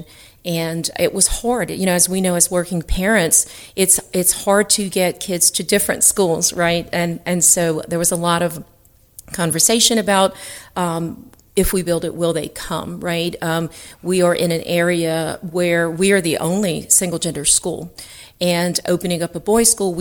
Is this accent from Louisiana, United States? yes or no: yes; South Louisiana, United States; people who were born and raised in South Louisiana